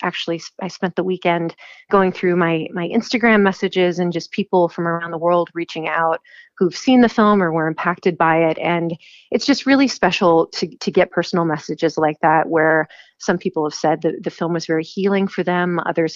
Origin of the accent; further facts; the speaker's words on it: Chicago, Illinois, United States; also born or lived in New York; now in Los Angeles, United States; I was born in Chicago